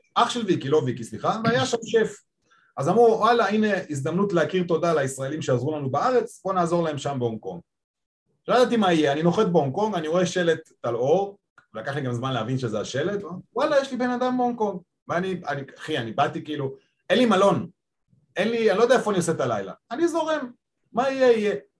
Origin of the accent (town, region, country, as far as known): Petah Tikva, Central District, Israel; born or raised there; moved away as an adult; also born or lived in Japan / China / Spain; now in Tel Aviv, Israel